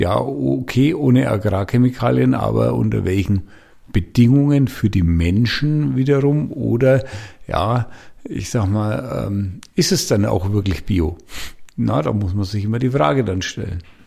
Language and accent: German; Franconia, Bavaria, Germany; ich bin Franke